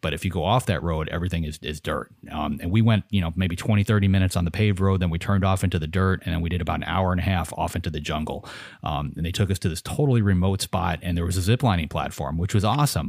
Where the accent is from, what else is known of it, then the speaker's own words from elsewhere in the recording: United States; I'm an American